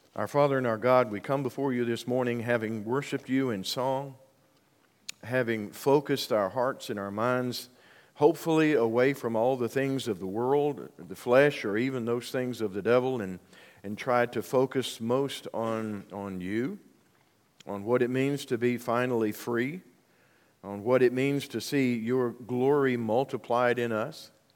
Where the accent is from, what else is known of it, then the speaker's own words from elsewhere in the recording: Union, United States; my hometown of Union